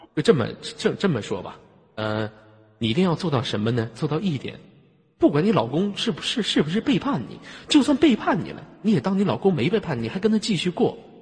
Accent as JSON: {"language": "Chinese", "region": "Inner Mongolia", "country": "China", "said": "因为我是来自非常美丽的内蒙古大草原"}